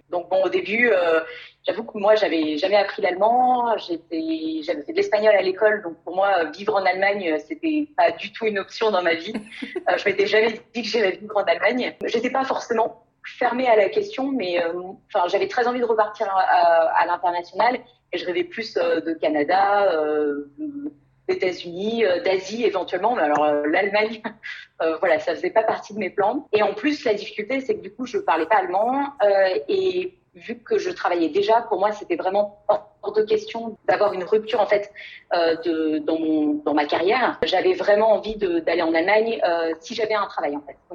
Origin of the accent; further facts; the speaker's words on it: Guadeloupe, France; also born or lived in Paris; j'habitais à Paris depuis trois ans. Je suis pas originaire de, de Paris. En fait, c'est rigolo parce que je suis née et j'ai grandi en Guadeloupe.